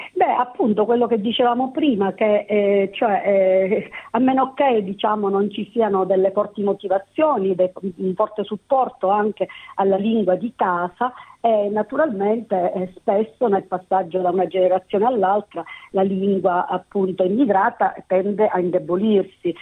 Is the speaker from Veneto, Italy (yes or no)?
no; Sicily, Italy; first language Italian; now in Sydney, Australia; sono cresciuta con il siciliano e l'italiano, sono cresciuta in Sicilia